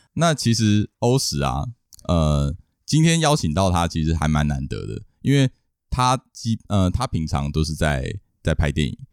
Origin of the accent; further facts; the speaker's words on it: Hsinchu, Taiwan; 我们都是新竹， 新竹长大的小孩